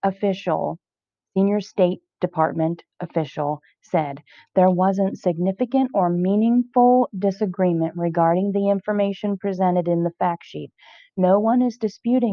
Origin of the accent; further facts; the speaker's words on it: United States; I'm an American